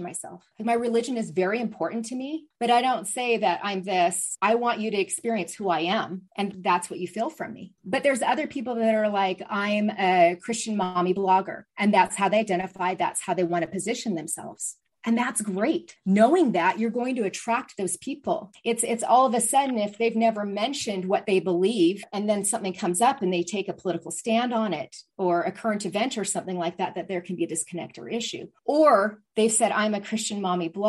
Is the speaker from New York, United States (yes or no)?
no; Seattle, Washington, United States; I'm from the Seattle area where there's Starbucks, more than one on every corner